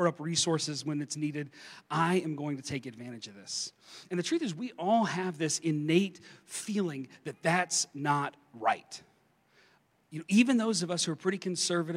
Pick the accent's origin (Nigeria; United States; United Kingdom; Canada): United States; eastern Kentucky; I grew up in eastern Kentucky. I grew up in Appalachia, kind of in the mountains. I grew up in coal country